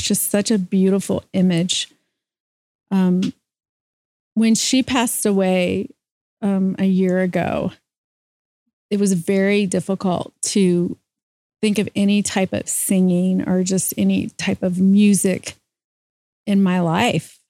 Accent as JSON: {"language": "English", "region": "Louisiana", "country": "United States", "tie": "born or raised there", "said": "I grew up in Louisiana"}